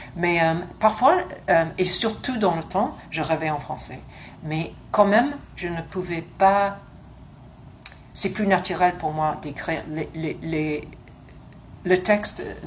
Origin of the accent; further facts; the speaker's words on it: London, United Kingdom; French is a second language; moved away; also born or lived in Montreal, Canada / South of France; je suis née à Londres parce que mes parents euh, se sont rencontrés là et on était tous élevés à Londres